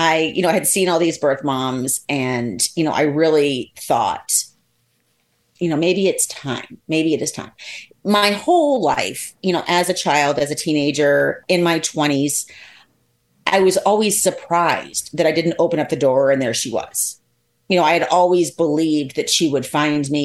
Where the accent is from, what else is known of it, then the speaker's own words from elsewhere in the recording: Columbus, Ohio, United States; I was born in Columbus, Ohio.